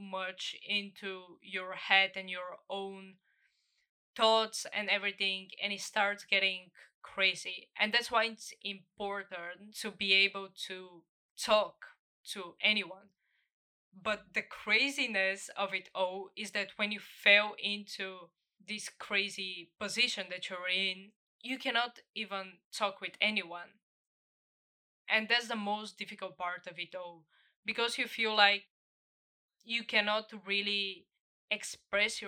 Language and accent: English; Bulgaria; my home country, Bulgaria